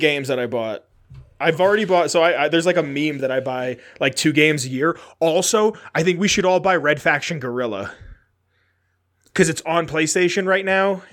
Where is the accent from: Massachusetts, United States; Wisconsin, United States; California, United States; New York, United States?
New York, United States; New York City; born or raised there